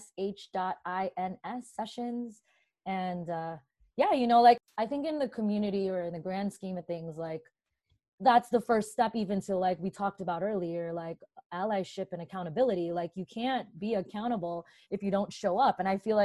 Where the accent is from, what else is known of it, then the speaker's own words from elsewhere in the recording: New Jersey, United States; also born or lived in Brooklyn, New York; I was born in Brooklyn and raised mostly in New Jersey